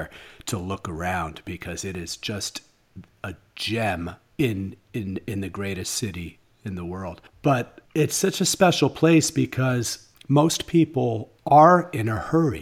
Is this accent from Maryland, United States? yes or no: no; New York, United States; I grew up in New York, and I've been going there since I was a little kid.